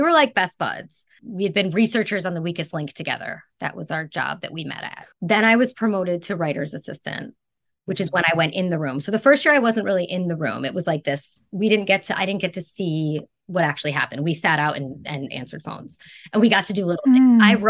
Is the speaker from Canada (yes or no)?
yes; Canada; born there; I went to Toronto because I was born in Canada.